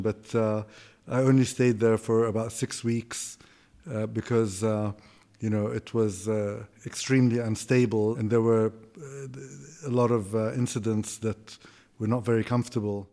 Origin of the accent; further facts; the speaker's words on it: Kuwait; moved away as an adult; also born or lived in Austin, Texas / Greece; I grew up in Kuwait